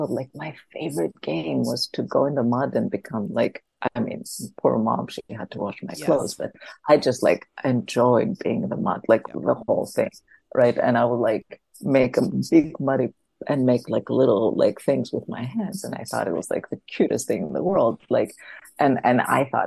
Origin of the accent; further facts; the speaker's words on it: Athens, Attica, Greece; moved away as an adult; I grew up in Athens, in Greece.